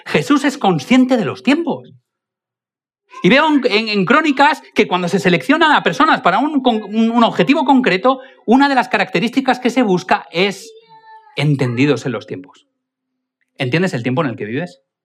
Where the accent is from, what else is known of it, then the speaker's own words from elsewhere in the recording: Spain; Evidentemente yo no soy alemán, yo soy más español